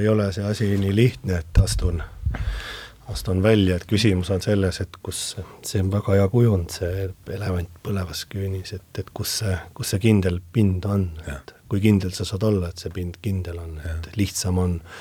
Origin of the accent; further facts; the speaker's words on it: Hiiu, Harju County, Estonia; see on minu sünnikodu.